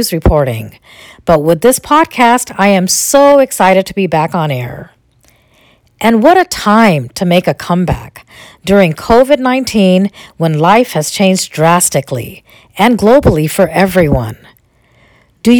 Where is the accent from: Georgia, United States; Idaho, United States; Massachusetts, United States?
Idaho, United States; Boise; moved away as an adult; now in Maryland, United States; I am originally from Boise, Idaho